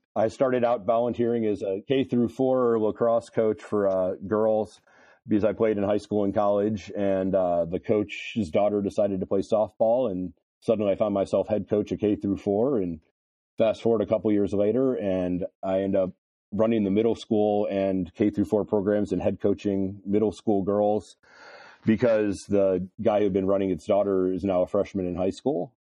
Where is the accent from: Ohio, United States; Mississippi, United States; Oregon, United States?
Ohio, United States; Cleveland; I grew up in Cleveland, Ohio, East Side.